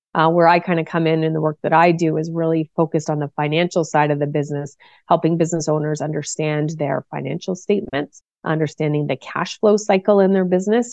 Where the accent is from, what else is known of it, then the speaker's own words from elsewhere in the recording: Cole Harbour, Nova Scotia, Canada; I grew up in Cole Harbor, Nova Scotia, which is on the east coast of Canada